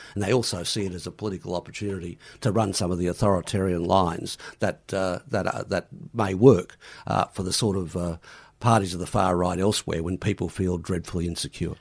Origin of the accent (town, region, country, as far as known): Queensland, Australia